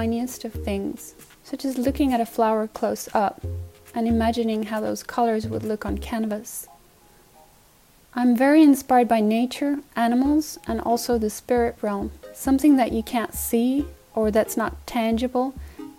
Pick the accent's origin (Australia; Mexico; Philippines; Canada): Mexico; also born or lived in Finland / Mexico City; now in Atlanta, United States; I spent most of my childhood growing up in Mexico